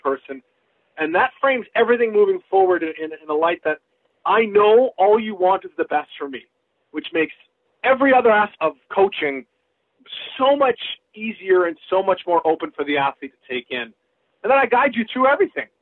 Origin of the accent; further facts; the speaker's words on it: British Columbia, Canada; my hometown team, the BC Lions